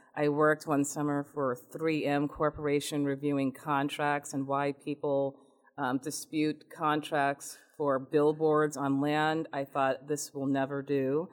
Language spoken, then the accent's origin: English; Newton, Massachusetts, United States; also born or lived in Richmond, Virginia / Louisiana / New Jersey; I grew up in Newton, Massachusetts